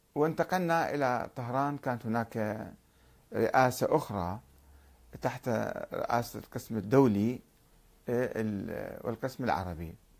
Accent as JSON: {"language": "Arabic", "country": "Iraq", "also_born_or_lived": "Karbala / Kuwait", "moved": "yes", "said": "رأينا كعراقيين"}